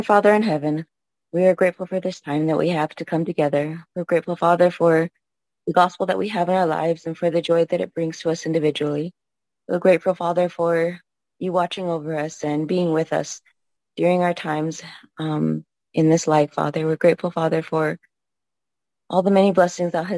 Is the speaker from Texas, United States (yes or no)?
no; Copper Mine, Arizona, United States; moved away as an adult; now in Provo, United States; I grew up on the Navajo Reservation.